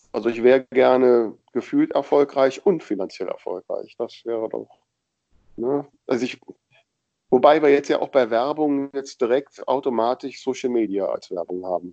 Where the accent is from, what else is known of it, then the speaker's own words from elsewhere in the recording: Grefrath, North Rhine-Westphalia, Germany; Grefrath am Niederrhein, das ist zufällig mein Geburtsort, das passt ganz gut, da käme ich aus.